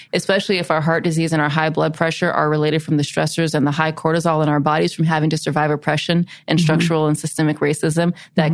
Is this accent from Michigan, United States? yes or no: no; South Carolina, United States; we're deep south, we're South Carolina, my hometown is the city that led the secession of South Carolina from the Union.